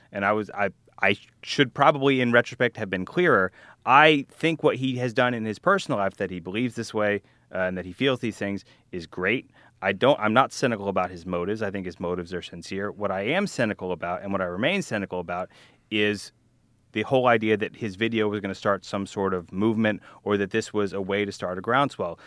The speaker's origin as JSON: {"language": "English", "area": "Louisiana and Alabama", "region": "the South", "country": "United States", "tie": "born or raised there", "also_born_or_lived": "Texas", "accent": "Southern", "moved": "yes", "lives_now": "New York City, United States", "said": "I was born in Texas, grew up in Louisiana and Alabama"}